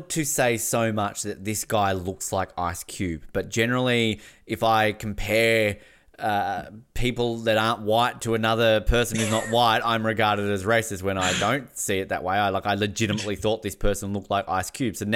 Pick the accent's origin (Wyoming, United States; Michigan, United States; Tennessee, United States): Wyoming, United States; I'm from Wyoming.